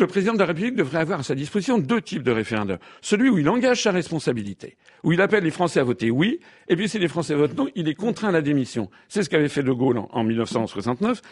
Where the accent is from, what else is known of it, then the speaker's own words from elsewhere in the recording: France; Je suis français, je suis père de famille, j'ai un appartement à Paris.